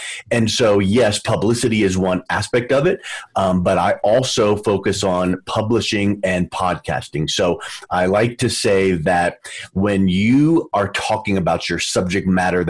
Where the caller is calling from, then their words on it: Denver, Colorado, United States; Calling in from Denver, Colorado